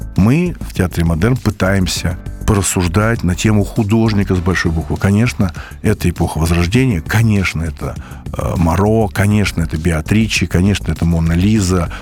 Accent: Moscow, Russia; из Москвы

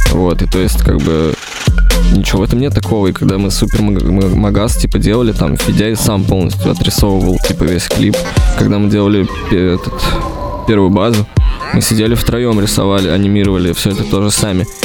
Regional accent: Russia; Я вырос в России.

